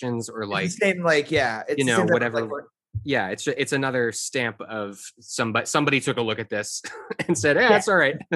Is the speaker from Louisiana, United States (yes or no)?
no; Cleveland, Ohio, United States; now in New York City, United States; Cleveland, Ohio